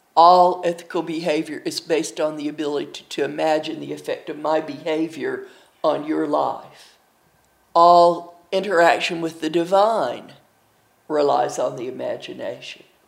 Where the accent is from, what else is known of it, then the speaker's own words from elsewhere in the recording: Milligan College, Tennessee, Booneville, Kentucky, Appalachia, United States; now in Dallas, United States; I'm from Milligan College, Tennessee, in Booneville, Kentucky. I currently live in Dallas, Texas